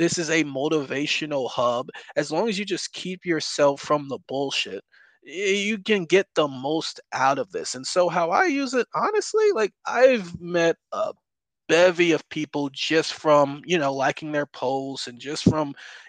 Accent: Albany, New York, United States; moved away; born and raised in New York, I lived in upstate New York, so about the Albany, New York area

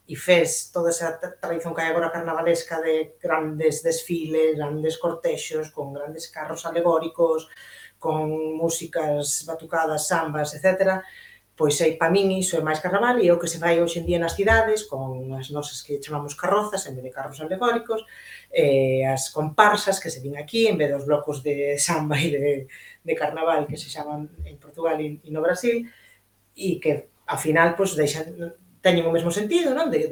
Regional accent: Ferrol, Galicia, Spain; son de Ferrol

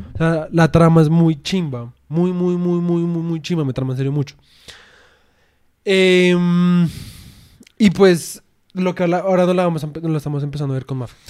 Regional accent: Colombia; nunca vamos a poder ser completamente, digamos en nuestro caso, como puramente colombianos

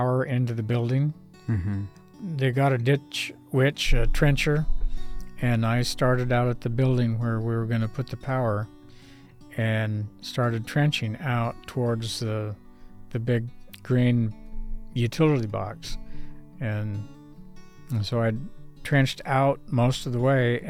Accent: Northern California, United States; moved away as an adult; also born or lived in Oregon / upstate New York; I grew up in Northern California at PUC

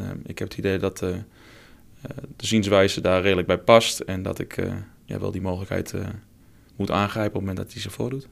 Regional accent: Twente, Overijssel, Netherlands; accent: Twente; moved away as an adult; also born or lived in Deventer / Arnhem; Afkomstig uit het mooie Twente, dat ga je ongetwijfeld horen naar mijn accent

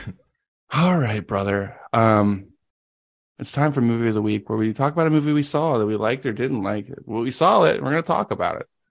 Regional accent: Tennessee, United States; I was born in Tennessee

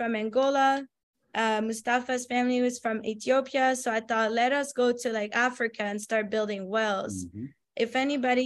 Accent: France; moved away; I come from France, so I come from another developed country

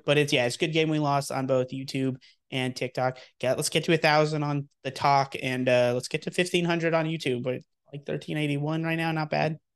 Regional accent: Texas, United States; moved away; I am born and raised in Texas

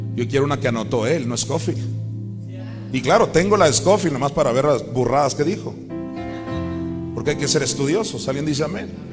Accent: Mexico; also born or lived in Chandler, Arizona; soy de México

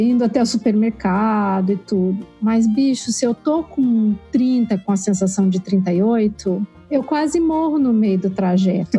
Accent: Curitiba, Paraná, Brazil; moved away as an adult; now in Canada; eu sou nasci em Curitiba, né? eu vivi lá boa, boa, até boa parte assim da minha vida

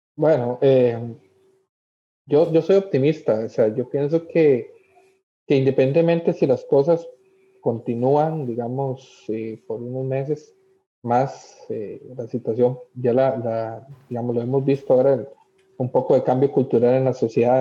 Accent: Costa Rica; como costarricense

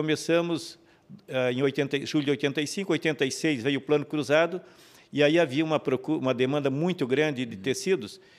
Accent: Major Gercino, Santa Catarina, Brazil; moved away as an adult; also born or lived in Rio do Sul; now in Blumenau, Brazil; Nasci do Barra Mato? Negra. é, é, município Major Gersino. Naquele tempo pertencia a Tijucas.

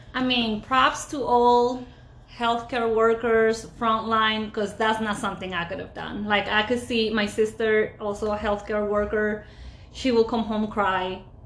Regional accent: Ecuador; moved away; born and raised in Ecuador

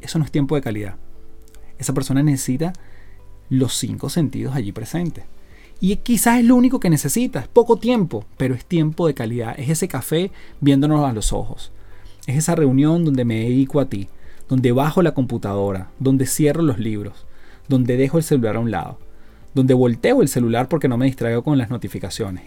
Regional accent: Venezuela; now in Chile; vivo en Chile, soy casado, soy venezolano

